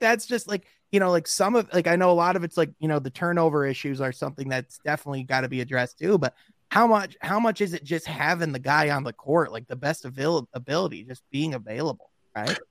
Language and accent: English; Grand Rapids, Michigan, United States; there's a big city in, in, uh, Michigan called Grand Rapids. That's where I'm